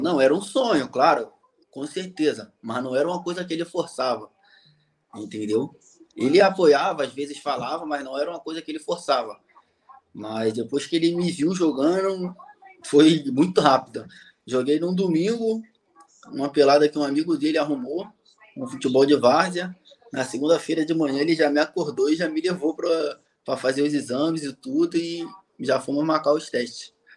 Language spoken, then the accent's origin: Portuguese; Rio de Janeiro, Brazil; moved away as an adult; also born or lived in South Korea / Honduras; now in Paraguay; eu sou do Rio, sou do Rio de Janeiro